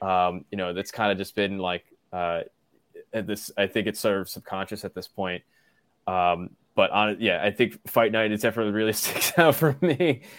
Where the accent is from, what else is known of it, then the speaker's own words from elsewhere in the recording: Freeport, New York, United States; But you know, I grew up in Freeport, so it was like 15 minutes away from the Coliseum